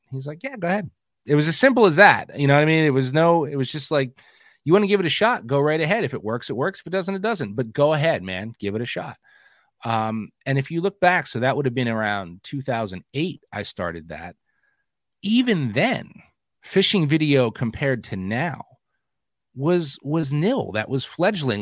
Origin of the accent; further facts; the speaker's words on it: New Jersey, United States; moved away as an adult; now in Pennsylvania, United States; I grew up in New Jersey